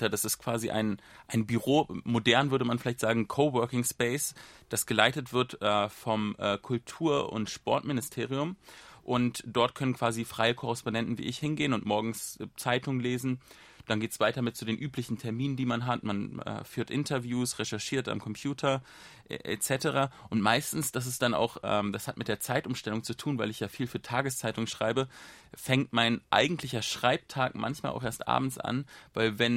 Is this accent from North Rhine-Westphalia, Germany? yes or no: no; Berlin, Germany; born there; Ich bin äh, in Berlin geboren oder eigentlich ganz genau äh, korrekt müsste es heißen Westberlin, denn damals, als ich äh, geboren wurde, war die Stadt noch geteilt.